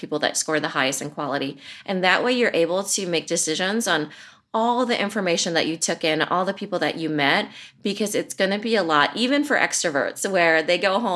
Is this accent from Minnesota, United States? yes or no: no; Iowa, United States; I'm from Iowa